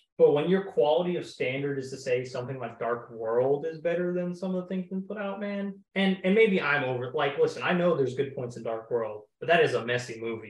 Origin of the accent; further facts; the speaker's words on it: Oklahoma, United States; I'm from Oklahoma.